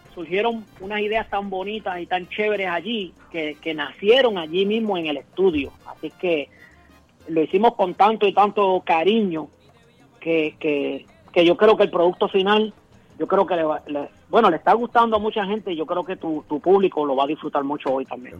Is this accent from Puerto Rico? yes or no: yes; Puerto Rico; also born or lived in Brooklyn, New York, United States; yo nací en Brooklyn, de mis padres puertorriqueños, David Sr. Ah, Senior y Daisy Torres. Eh, nací en Nueva York, pero eh, ya por ahí, por 1974-75, me trasladaron a Puerto Rico